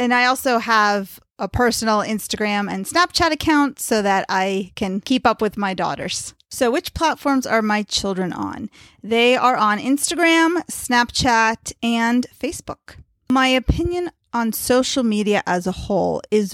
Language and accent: English; Potomac, Maryland, United States; I'm from Potomac, Maryland.